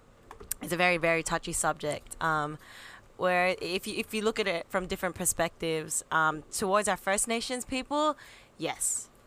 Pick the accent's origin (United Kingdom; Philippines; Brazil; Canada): Philippines; now in Australia; I come into this country with my understanding as a who I am as a Filipina.